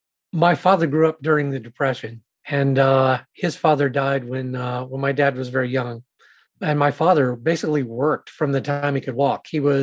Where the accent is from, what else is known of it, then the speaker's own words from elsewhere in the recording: Savannah, Georgia, United States; I grew up in Savannah, Georgia